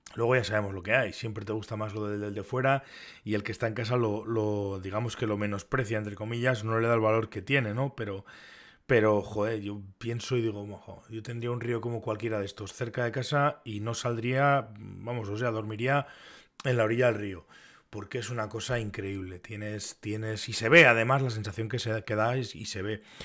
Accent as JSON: {"language": "Spanish", "region": "Navarre", "country": "Spain", "said": "como Navarro y como pescador en Navarra"}